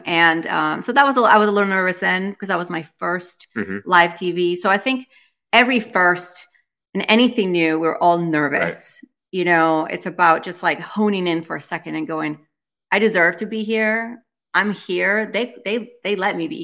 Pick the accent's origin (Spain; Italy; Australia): Spain; now in United States; I was born and raised in Spain, so I'm bilingual